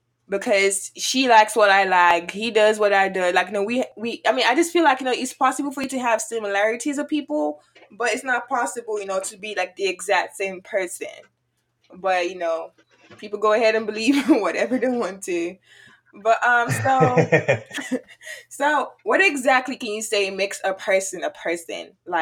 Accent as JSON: {"language": "English", "town": "Houston", "region": "Texas", "country": "United States", "tie": "born or raised there", "also_born_or_lived": "Nigeria", "lives_now": "Prairie View, United States", "said": "I actually grew up, well, I lived in Nigeria first before, okay. Yeah, before I came over to the United States. And then I lived in Houston, Texas, or Sugarland, Texas, all my life. And then I moved over here. Now I'm in Prairie View."}